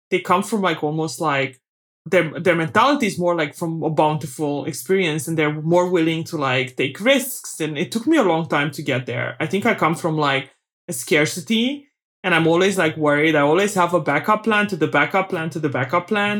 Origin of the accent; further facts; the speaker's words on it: Bacău, Bacău County, Romania; moved away; I was born in Romania during communism, uh, in a small town called Bakau, which is in the Moldavia part of Romania.